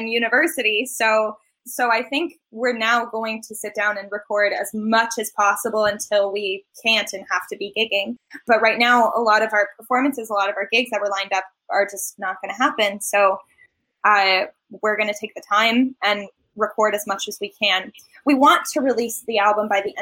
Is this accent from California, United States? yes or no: yes; Los Angeles, California, United States; moved away; My family is based in LA and I'm from Los Angeles.